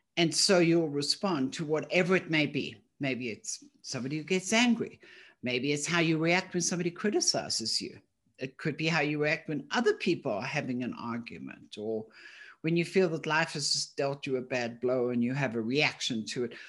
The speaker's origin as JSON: {"language": "English", "town": "Johannesburg", "region": "Gauteng", "country": "South Africa", "moved": "yes", "said": "I'm originally from Johannesburg"}